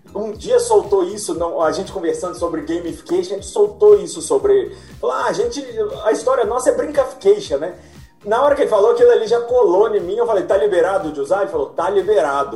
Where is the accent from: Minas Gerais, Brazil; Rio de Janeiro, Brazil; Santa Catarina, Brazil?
Minas Gerais, Brazil; Belo Horizonte; Eu sou de Minas